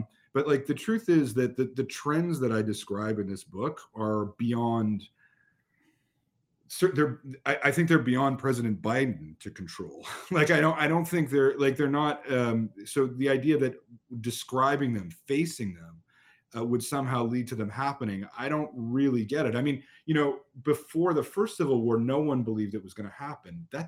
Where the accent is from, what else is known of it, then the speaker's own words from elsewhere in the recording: Canada; also born or lived in United States; being Canadian